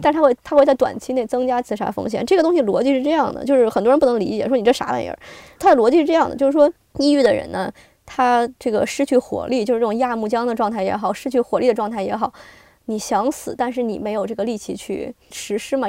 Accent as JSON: {"language": "Chinese", "country": "China", "moved": "as an adult", "lives_now": "United States", "said": "我，这个是来自这个，这个疫情最开始到的这个国家嘛，而且我嗯。家人也在那边"}